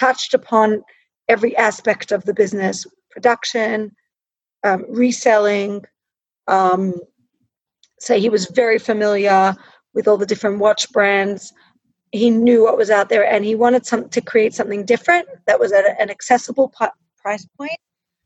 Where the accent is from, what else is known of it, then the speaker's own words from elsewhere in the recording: Australia; I grew up in Australia